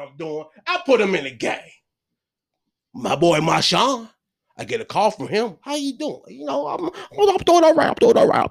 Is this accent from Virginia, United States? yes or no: yes; Richmond, Virginia, United States; also born or lived in Hopewell, Virginia; Richmond, you know, my hometown, Richmond.